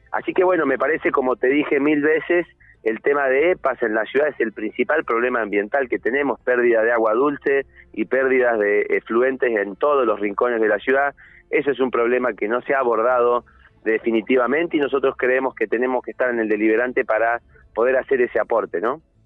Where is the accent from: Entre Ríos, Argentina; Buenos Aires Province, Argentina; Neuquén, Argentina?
Neuquén, Argentina